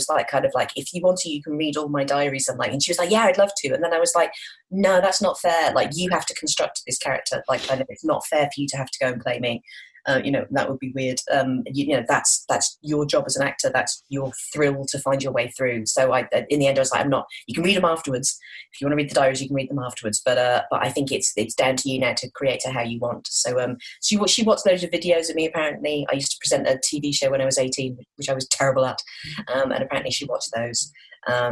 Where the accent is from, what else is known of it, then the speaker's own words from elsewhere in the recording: Midlands, United Kingdom; I'm from the Midlands